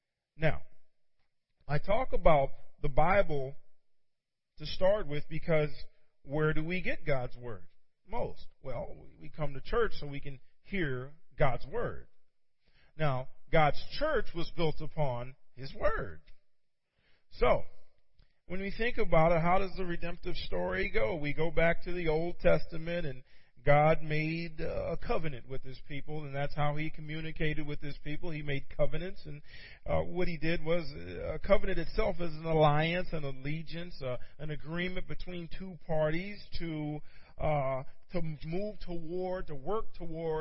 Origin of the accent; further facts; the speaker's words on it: Virginia, United States; moved away; also born or lived in Pittsburgh; I'm from Virginia originally. We went home this past weekend